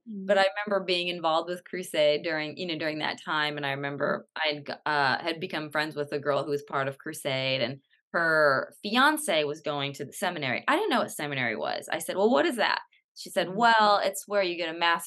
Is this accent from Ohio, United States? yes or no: no; California, United States; moved away as an adult; now in Atlanta, United States; I live in Atlanta, but I was born and raised in California